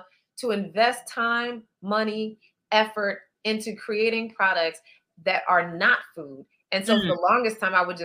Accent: Midwest, United States; moved away as an adult; now in New York, United States; we're both from the Midwest

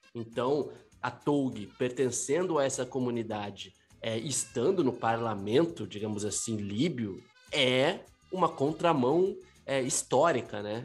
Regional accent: Brazil; como Brasil, como brasileiro

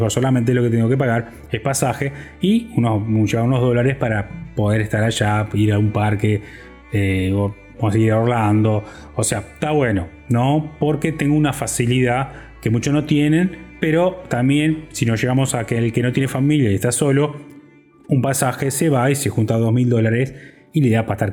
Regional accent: Uruguay; moved away; Eh, mi familia emigró, como muchos uruguayos, se lo explico para que de antemano, eh, hace 20 años, en la crisis en Uruguay.

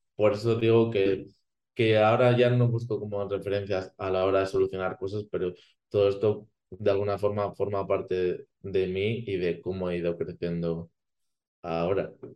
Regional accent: Spain; que conozco la cultura de, mi país

